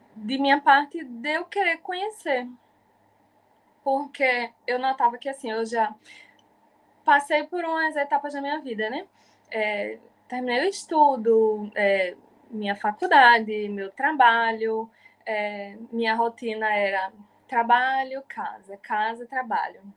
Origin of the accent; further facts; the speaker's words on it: Jaboatão dos Guararapes, Pernambuco, Brazil; sou de Jaboatão dos Guararapes, Piedade